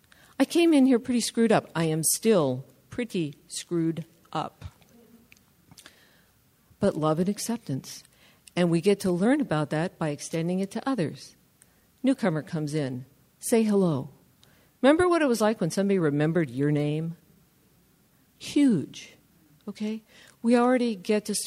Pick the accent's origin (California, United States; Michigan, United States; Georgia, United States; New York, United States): California, United States; Southern; first language English; now in San Leandro, United States; I'm from Southern California